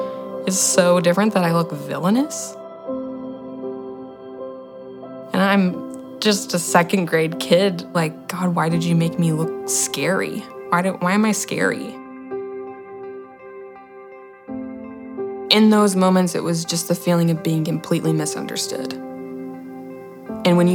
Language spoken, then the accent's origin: English; Friendswood, Texas, United States; I'm 23 years old, and I'm from Friendswood, Texas.